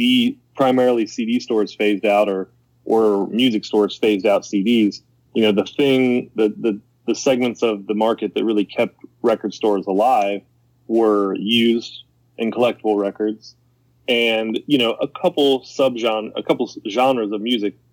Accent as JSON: {"language": "English", "town": "Middletown", "region": "Ohio", "country": "United States", "tie": "born or raised there", "said": "I'm from Middletown."}